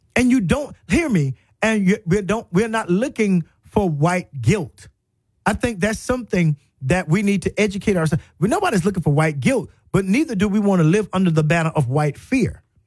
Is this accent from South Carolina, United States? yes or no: yes; South Carolina, United States; moved away as an adult; also born or lived in Florida; now in Tuscaloosa, United States; I was really from South Carolina